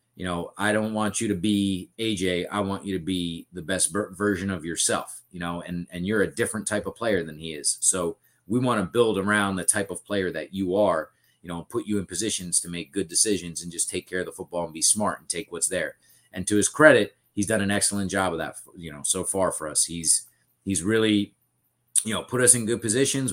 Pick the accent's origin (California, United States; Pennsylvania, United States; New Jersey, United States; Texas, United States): New Jersey, United States; Bayville; growing up in Bayville, I went to Central